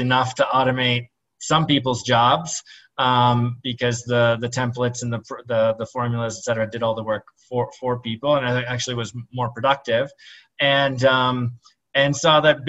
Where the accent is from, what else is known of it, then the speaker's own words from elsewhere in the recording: Minnesota, United States; I grew up in Minnesota to 2 Lebanese immigrant parents